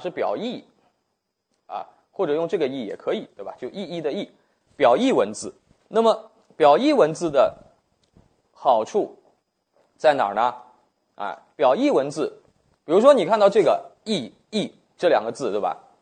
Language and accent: Chinese; China; 对我们中国人来说